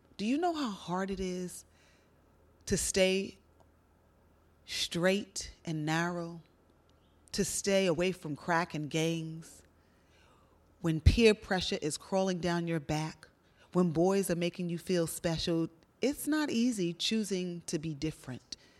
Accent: New York City, New York, United States; Growing up in Brooklyn, New York

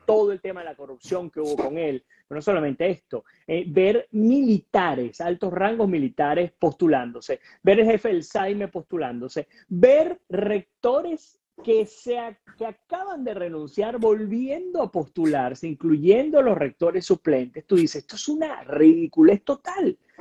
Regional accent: Venezuela; nosotros como venezolanos

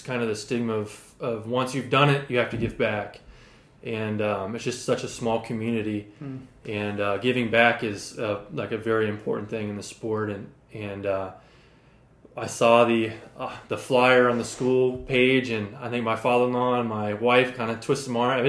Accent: Logan, Iowa, United States; moved away as an adult; now in Jacksonville, United States; I'm originally from Logan, Iowa, and like I said, the Navy brought me here

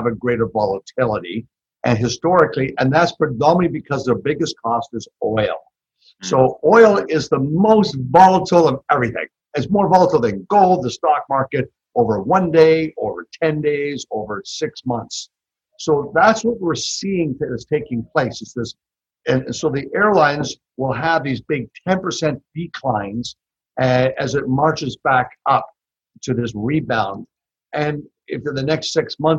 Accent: Canada; moved away as an adult; also born or lived in Toronto; now in Texas, United States; I'm originally from Canada. So tell by my accent. So I like to tell people I've been here 30 years in Texas. So I'm a Texcan.

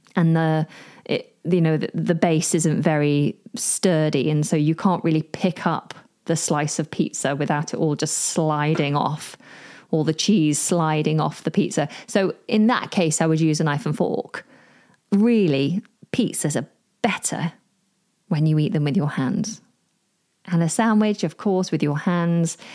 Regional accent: United Kingdom; I'm British

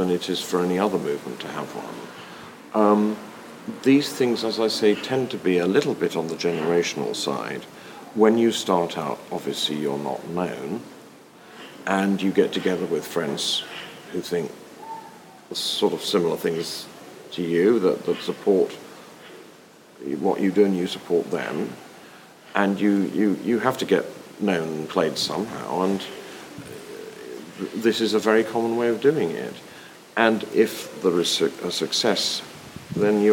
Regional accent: United Kingdom; as a British person

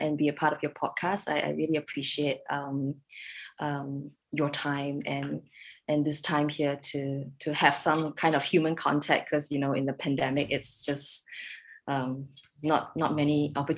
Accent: Singapore; moved away as an adult; now in Redmond, United States; we're from Singapore originally.

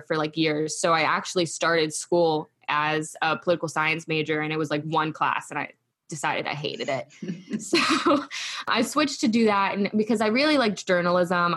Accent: Frostburg, Maryland, United States; I was raised in Western Maryland

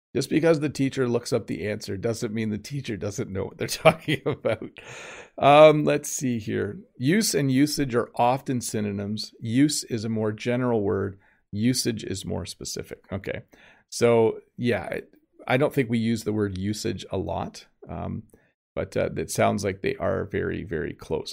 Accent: Canada; accent: Canadian; my accent is Canadian

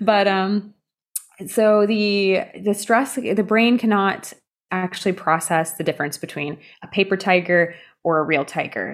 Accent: California, United States; when I was growing up in California

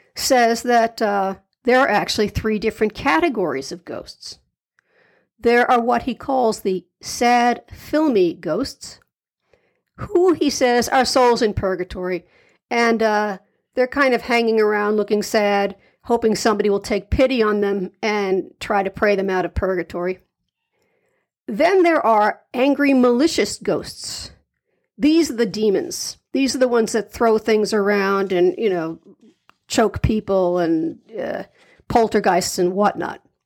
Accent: New York City, New York, United States; I'm a New Yorker myself

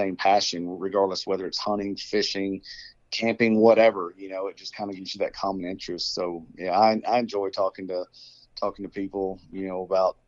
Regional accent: McKinney, Texas, United States; also born or lived in Lubbock, Texas; I grew up in McKinney, born and raised there. You know, for anybody that doesn't know, it's just about 30 miles north of Dallas in Texas, North Texas.

